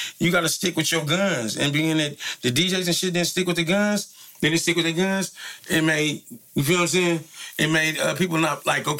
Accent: San Francisco, California, United States; I'm from Fillmore. I just want to be a solid Fillmore nigga first. I'd rather die there than anywhere in the world.

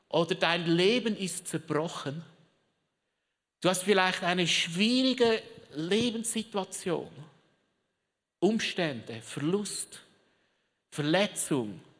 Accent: Switzerland; Also kannst du dir vorstellen, Südreich ist Schweiz, Mittelerde, wo ich herkomme.

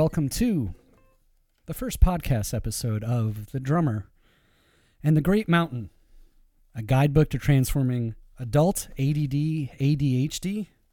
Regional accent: Iran; being Persian

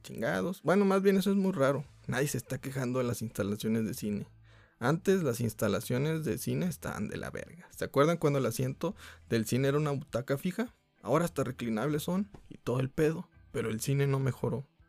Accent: Mexico; como mexicanos

